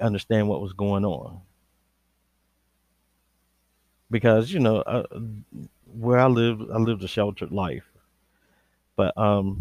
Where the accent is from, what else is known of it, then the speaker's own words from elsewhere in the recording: Georgia, United States; I was born and raised in Georgia